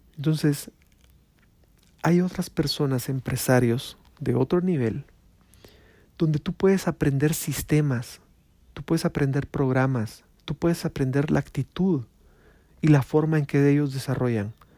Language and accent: Spanish; Guatemala; Acá en mi pueblo, en mi pueblo Guatemala